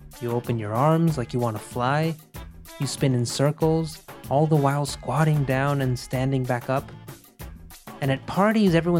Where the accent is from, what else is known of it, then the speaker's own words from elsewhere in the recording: Monterrey, Nuevo León, Mexico; moved away as an adult; now in New York, United States; I was born in Monterrey, in northeastern Mexico. And several years ago, life led me across the border to New York.